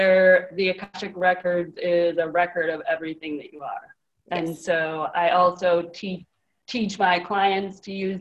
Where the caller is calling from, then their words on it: near Green Bay, Wisconsin, United States; I am calling from Wisconsin, close to Green Bay.